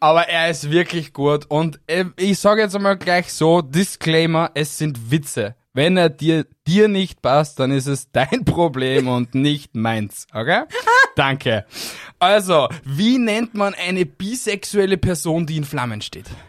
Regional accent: Austria; bei uns in Österreich

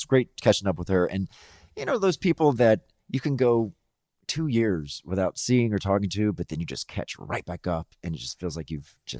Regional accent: the South, Mississippi, United States; moved away; growing up in the South

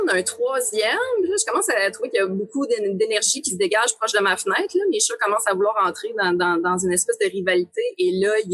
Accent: Amos, Quebec, Canada; now in Montreal, Canada; je viens de la BTB, puis à Amos

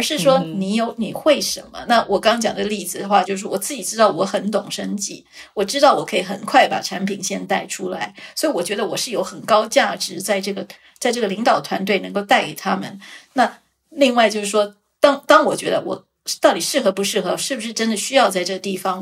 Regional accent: Taiwan; also born or lived in Switzerland; 毕竟我是一个台湾人

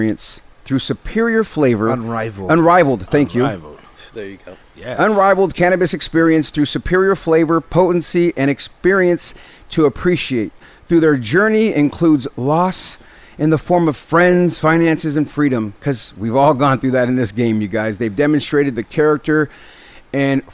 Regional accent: Bay Area, California, United States; I'm from the Bay Area

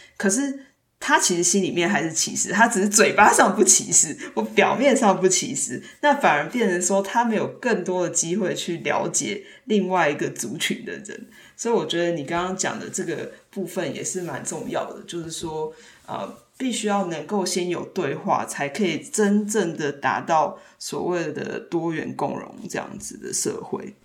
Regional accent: Taiwan; now in United States; 当我，呃，到美国之后，然后当我再回到台湾的时候

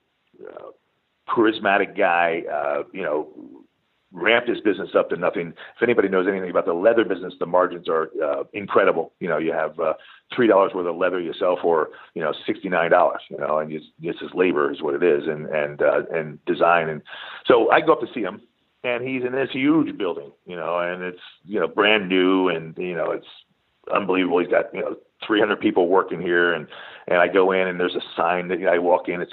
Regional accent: Pennsylvania, United States; moved away as an adult; also born or lived in San Diego; I was from Pennsylvania.

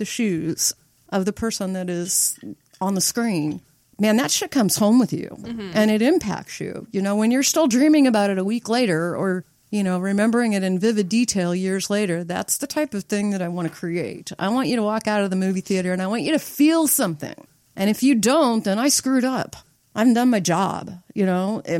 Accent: Nebraska City, Nebraska, United States; I grew up in Nebraska City

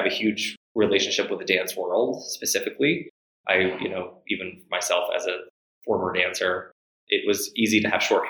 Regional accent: Montgomery, Alabama, United States; also born or lived in Astoria, New York; now in New York City, United States; I'm originally from Montgomery, Alabama

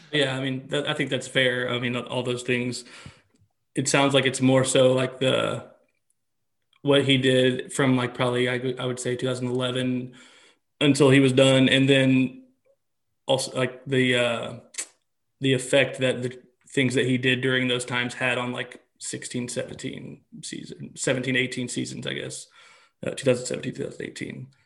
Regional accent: Little Rock, Arkansas, United States; I'm born and raised in Little Rock though. I've always lived here

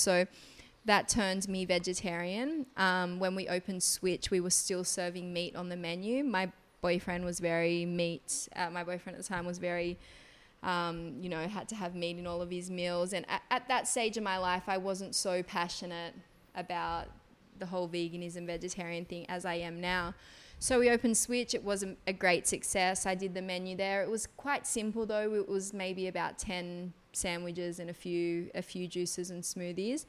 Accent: Gerringong, New South Wales, Australia; moved away as an adult; now in Bali, Indonesia; I'm actually from a small little town in New South Wales, Australia. It's called Gerringong, a couple of hours south of Sydney. My mother's Balinese, my dad's Australian. I grew up, did all of my school throughout Australia, but moved to Bali about 10 years ago.

